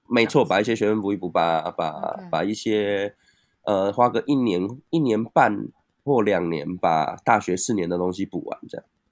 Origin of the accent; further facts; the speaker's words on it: Tainan, Taiwan; also born or lived in Keelung; 我在台南长大。啊，大学我是有去那个基隆读